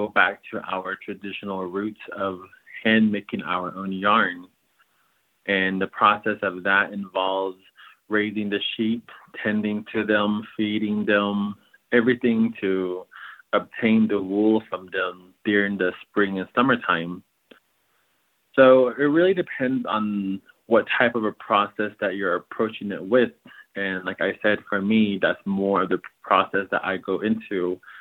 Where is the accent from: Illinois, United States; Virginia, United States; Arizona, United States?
Arizona, United States; Rock Point; I am Dene from the Navajo Nation, and I reside in a place called Rock Point, Arizona